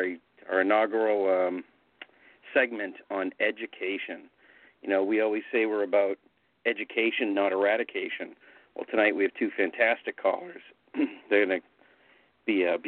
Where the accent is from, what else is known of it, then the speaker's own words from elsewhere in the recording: Boston, Massachusetts, United States; We're from Boston